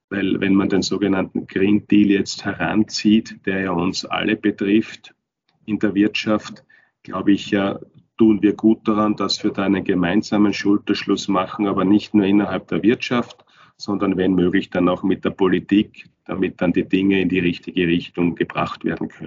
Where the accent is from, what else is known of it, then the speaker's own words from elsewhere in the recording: Turnau, Styria, Austria; also born or lived in Kapfenberg; Ich bin in Kapfenbeck geboren, bin aber in Turnau aufgewachsen und ich bin auch jetzt vor ein paar Wochen nach Turnau zurückgezogen an meinen Heimatort. Komme also aus der Obersteiermark, komme aus den Bergen